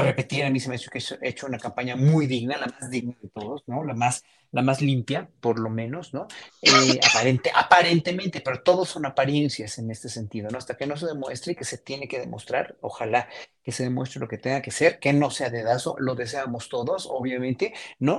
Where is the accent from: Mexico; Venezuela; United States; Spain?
Mexico; como mexicanos